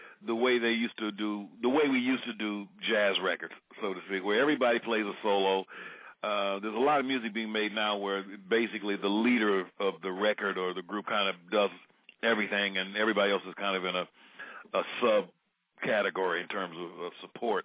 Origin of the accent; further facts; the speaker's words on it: San Francisco Bay Area, California, United States; growing up in the San Francisco Bay Area